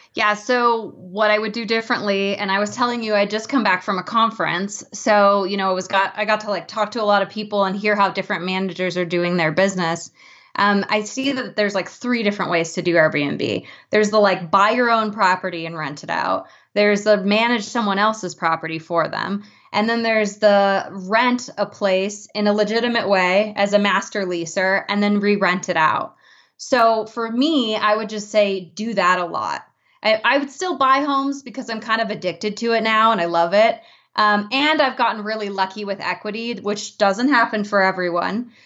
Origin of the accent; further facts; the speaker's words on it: Boulder, Colorado, United States; my hometown